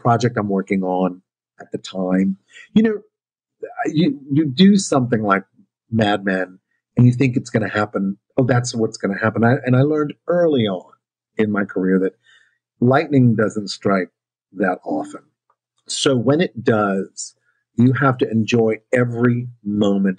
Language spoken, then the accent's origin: English; New Orleans, Louisiana, United States; my story of growing up in New Orleans